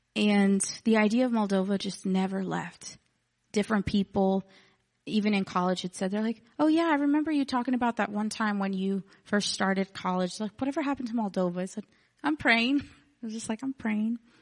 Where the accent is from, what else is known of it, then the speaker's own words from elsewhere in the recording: Texas City, Texas, United States; I'm from Texas City, which is like fifteen minutes from here